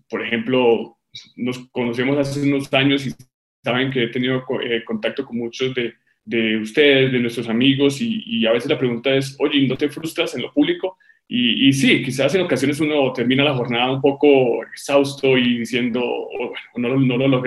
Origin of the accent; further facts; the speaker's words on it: Tuluá, Valle del Cauca, Colombia; Tuluá es mi ciudad natal